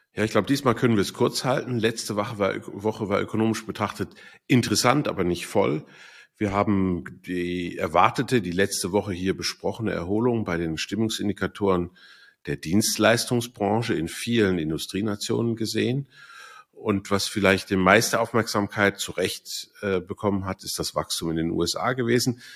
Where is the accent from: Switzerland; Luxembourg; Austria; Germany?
Switzerland; Bei uns in der Schweiz